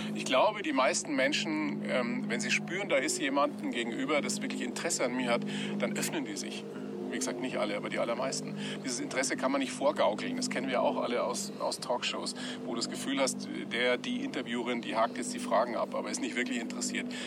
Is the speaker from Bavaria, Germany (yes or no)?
yes; Weiden, Bavaria, Germany; Ich bin ja zweisprachig aufgewachsen. Meine Eltern aus dem Norden, mhm. ich in Weiden in der Oberpfalz sozialisiert.